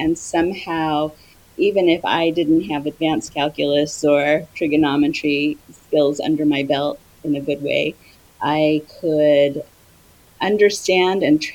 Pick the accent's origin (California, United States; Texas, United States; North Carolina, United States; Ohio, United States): Ohio, United States; Cincinnati; moved away as an adult; also born or lived in Washington, D.C.; now in Maryland, United States; I grew up in Cincinnati, Ohio. I moved to D.C. when I was in my 20s